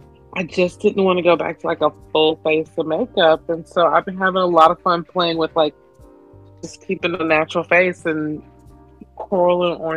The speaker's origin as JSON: {"language": "English", "town": "Cleveland", "region": "Ohio", "country": "United States", "tie": "born or raised there", "said": "growing up in Cleveland"}